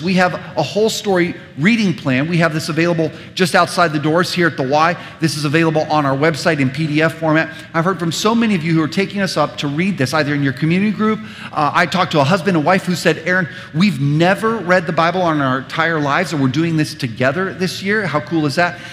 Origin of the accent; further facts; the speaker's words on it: United States; us as suburban American Christians